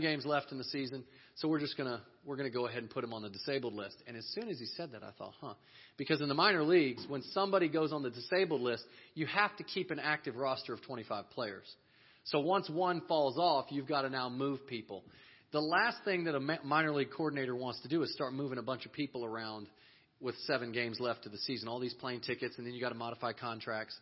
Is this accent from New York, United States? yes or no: no; Texas, United States; we're from Texas